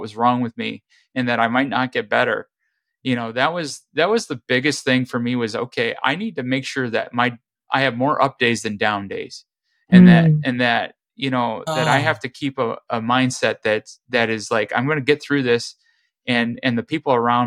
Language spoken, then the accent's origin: English; Midwest, United States; growing up in the Midwest